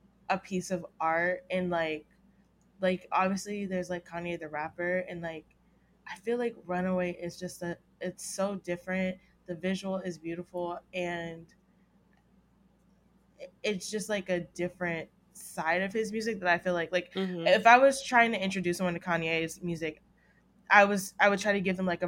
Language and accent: English; the South, United States; I'm from the South